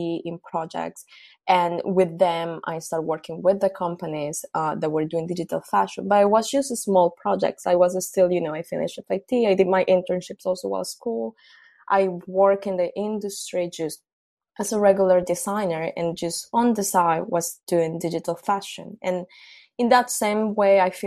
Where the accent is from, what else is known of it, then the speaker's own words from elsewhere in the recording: Colombia; moved away; I'm originally from Colombia.